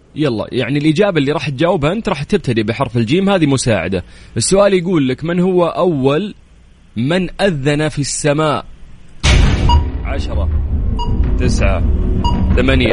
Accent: Jeddah, Makkah Province, Saudi Arabia; عندنا في جدة

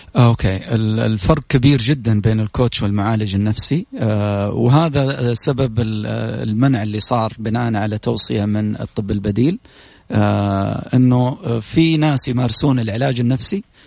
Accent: Saudi Arabia; في بلدنا

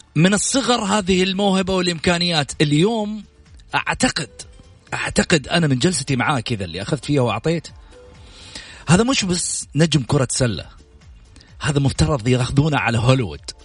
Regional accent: Saudi Arabia; هذه عاداتنا دائما في ديرتنا كسعوديين

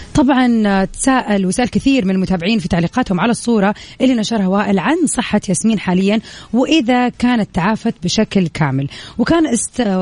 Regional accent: Jeddah, Makkah Province, Saudi Arabia; احنا صح من جده

